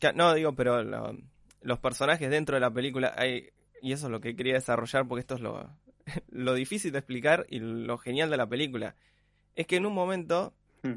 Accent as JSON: {"language": "Spanish", "country": "Argentina", "said": "nosotros como argentinos"}